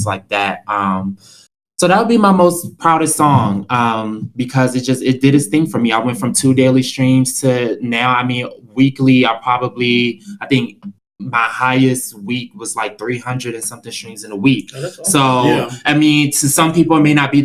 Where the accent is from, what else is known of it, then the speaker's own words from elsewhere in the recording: Prince George's County, Maryland, United States; moved away as an adult; also born or lived in Houston, Texas; where I'm from, which is PG County, Maryland, outskirts of DC